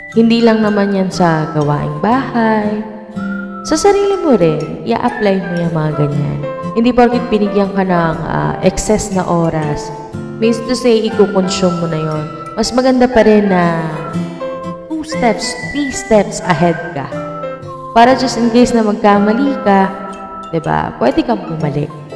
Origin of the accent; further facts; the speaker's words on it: Philippines; bilang isang Pilipino